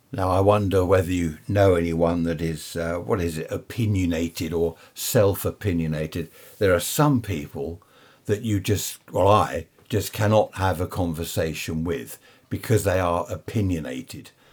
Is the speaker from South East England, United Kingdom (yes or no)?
yes; Worthing, South East England, United Kingdom; I'm from Worthing in Sussex.